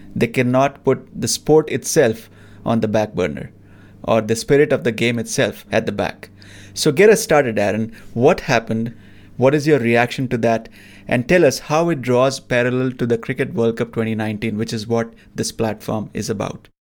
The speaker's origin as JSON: {"language": "English", "country": "India", "tie": "born or raised there", "said": "growing up in India"}